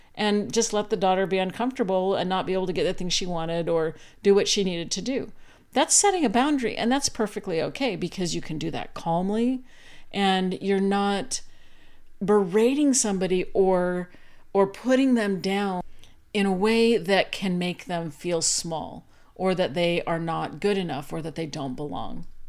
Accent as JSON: {"language": "English", "region": "Arizona", "country": "United States", "tie": "born or raised there", "also_born_or_lived": "Utah / Virginia", "moved": "as an adult", "said": "I grew up in Arizona and then went to school in Utah"}